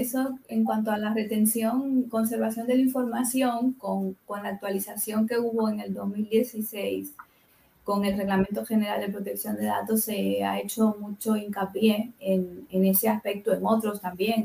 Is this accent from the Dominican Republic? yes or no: yes; Dominican Republic; moved away; yo soy de República Dominicana de origen